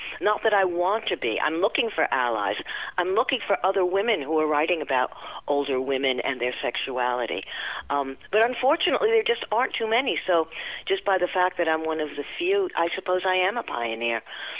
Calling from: Long Island, New York, United States; I'm calling from Long Island, New York

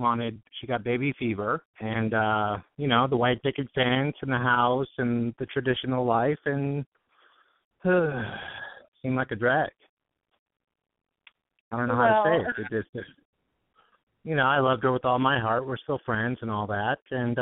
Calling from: Studio City, California, United States; I'm 41. I'm in Studio City, and I recently got out of a 15-year relationship.

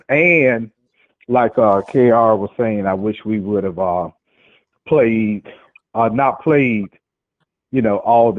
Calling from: Jacksonville, Florida, United States

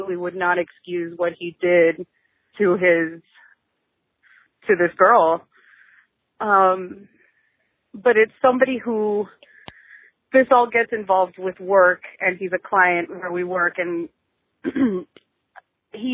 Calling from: South Florida, United States; I'm calling you from South Florida

